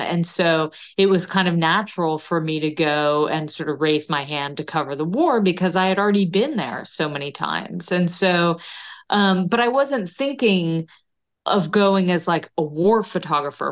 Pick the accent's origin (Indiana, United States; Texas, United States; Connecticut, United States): Connecticut, United States; growing up in Connecticut